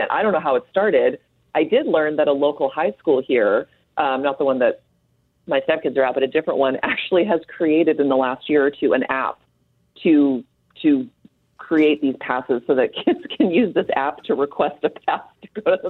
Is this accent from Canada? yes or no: yes; Canada; are you trying to pull one over me because I'm Canadian here?